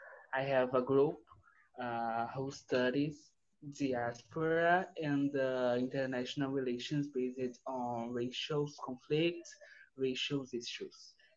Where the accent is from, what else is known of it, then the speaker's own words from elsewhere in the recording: Brazil; I'm from Brazil. I study international relations in the UERJ State University